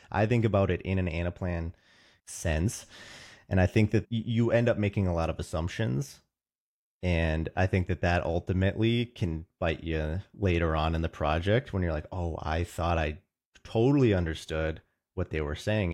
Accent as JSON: {"language": "English", "town": "Roseville", "region": "Minnesota", "country": "United States", "tie": "born or raised there", "said": "I'm from Roseville, Minnesota. My family's actually from the East Coast, but I've grown up in the Midwest, so definitely a Midwest boy"}